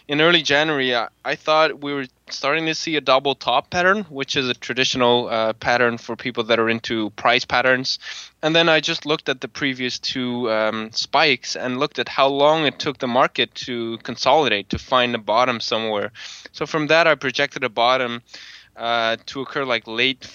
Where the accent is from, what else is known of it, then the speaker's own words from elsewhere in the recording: Belgium; I'm from Belgium, but I'm in the Netherlands right now